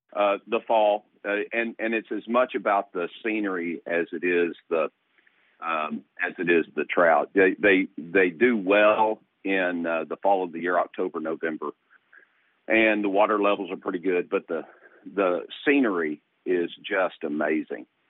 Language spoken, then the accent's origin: English; East Tennessee, United States; now in Virginia, United States; I was born in East Tennessee in the Smoky Mountains, and my dad and my grandfather were trout fishermen uh, in the Smokies